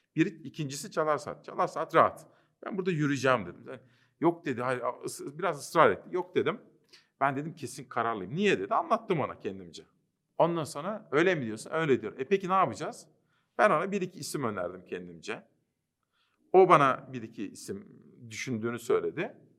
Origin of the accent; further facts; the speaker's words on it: Kütahya, Turkey; also born or lived in Simav; Memleketim Kütahya'da